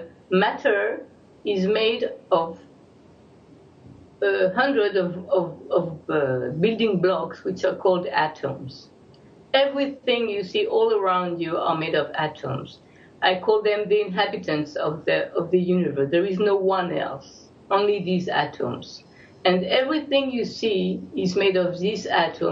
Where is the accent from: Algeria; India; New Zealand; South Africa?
Algeria; now in Jerusalem, Israel; I was born in Algeria